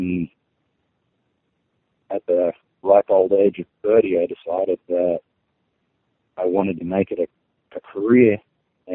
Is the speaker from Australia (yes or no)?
yes; Australia; I grew up in Australia close to the coast